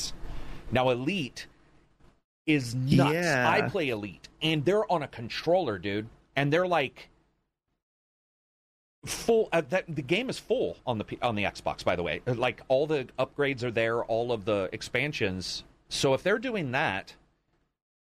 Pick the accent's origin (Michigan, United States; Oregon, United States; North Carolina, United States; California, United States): Oregon, United States; I'm from Oregon.